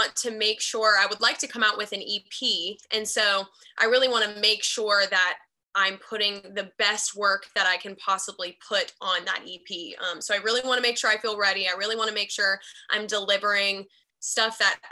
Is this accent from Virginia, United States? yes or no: no; Charlotte, North Carolina, United States; now in Nashville, United States; I'm from Charlotte, North Carolina